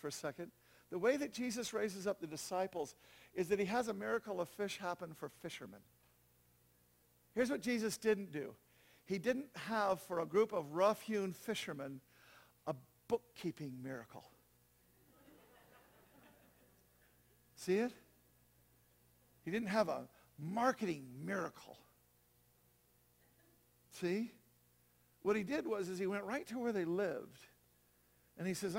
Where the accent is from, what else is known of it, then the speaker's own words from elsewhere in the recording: Los Angeles, California, United States; moved away; I come from Venice Beach, California.